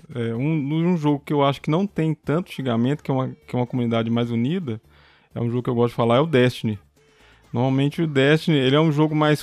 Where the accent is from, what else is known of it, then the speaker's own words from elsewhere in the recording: Belo Horizonte, Minas Gerais, Brazil; sou de Belo Horizonte